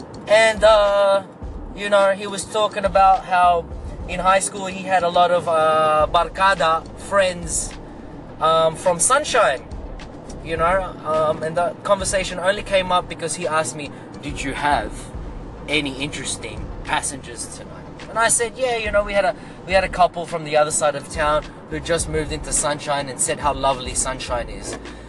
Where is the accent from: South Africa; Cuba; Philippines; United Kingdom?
Philippines; accent: Filipino; now in Australia; but no, I am tunay na Pinoy Straliano.